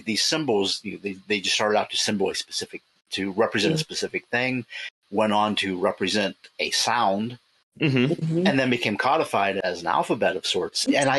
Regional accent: Appalachia, United States; now in Pittsburgh, United States; I grew up in Appalachia, where, you know, it goes back 300 years and all trace of that was gone.

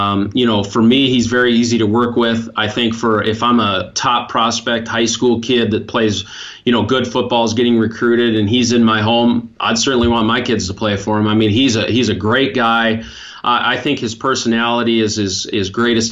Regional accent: Montana, United States; moved away; I grew up in Montana

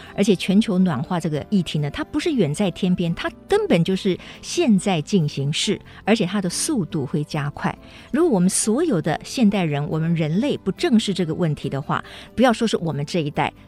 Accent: Taiwan; 我们台湾人

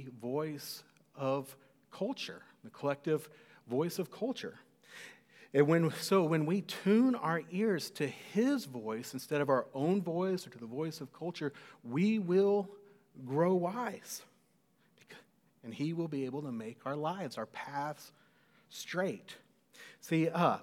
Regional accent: Cedar Park, Texas, United States; also born or lived in College Station, Texas; the house that I grew up in Cedar Park

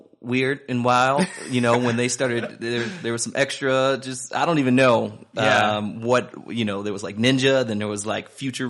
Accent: Philadelphia, Pennsylvania, United States; I grew up in West Philadelphia, not too far away.

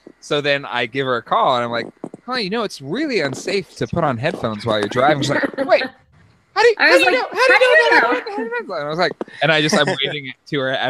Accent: San Diego, California, United States; I grew up in San Diego.

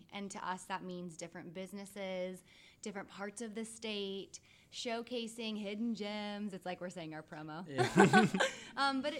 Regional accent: Leawood, Kansas, United States; also born or lived in Long Island, New York; now in Wichita, United States; I grew up in Kansas City.

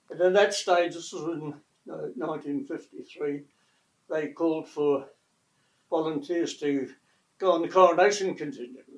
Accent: Greymouth, West Coast, New Zealand; moved away; also born or lived in Christchurch; I was born in Greymouth.

